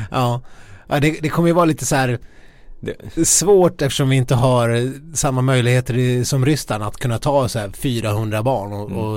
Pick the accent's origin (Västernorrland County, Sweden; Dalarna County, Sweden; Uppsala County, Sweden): Dalarna County, Sweden; Ludvika; now in Stockholm, Sweden; utanför Ludvika där jag kommer ifrån